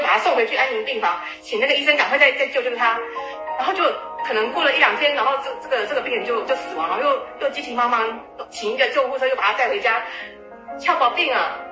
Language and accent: Chinese; Taiwan; 我们台湾人